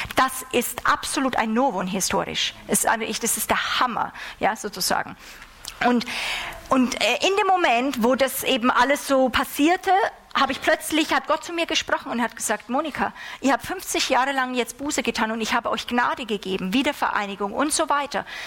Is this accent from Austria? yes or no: no; Germany; wir als Deutsche